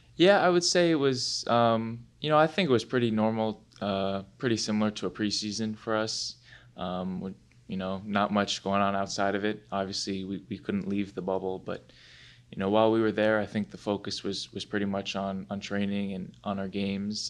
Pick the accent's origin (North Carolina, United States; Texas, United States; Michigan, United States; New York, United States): New York, United States; Rye; I'm from Rye, which is in, in Westchester County, and I've lived there my whole life.